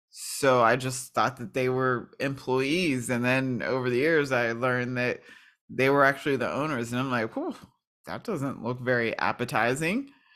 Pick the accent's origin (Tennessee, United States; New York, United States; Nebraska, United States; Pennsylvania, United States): Pennsylvania, United States; New Kensington; I am originally from Pittsburgh, Pennsylvania, and, well, it's a small town called New Kensington